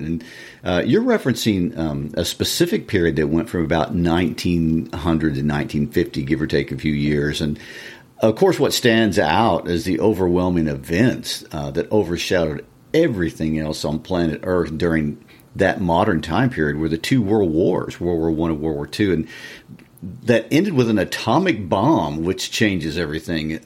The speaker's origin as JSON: {"language": "English", "town": "Kansas City", "region": "Missouri", "country": "United States", "said": "I'm originally from Kansas City"}